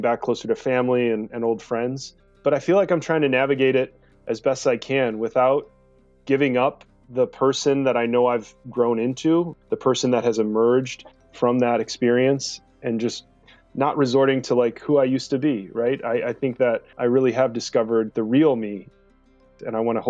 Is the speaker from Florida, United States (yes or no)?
no; Livonia, Michigan, United States; I grew up outside of Detroit in a suburb called Livonia